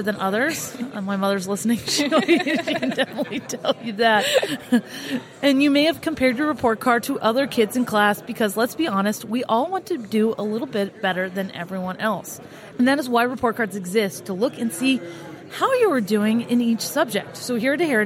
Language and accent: English; Florida, United States; we're in Florida, my home state, the best state